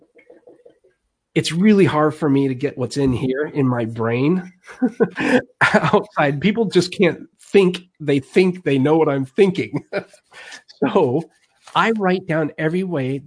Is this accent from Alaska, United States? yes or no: yes; Alaska, United States; now in Missouri, United States; I grew up in Alaska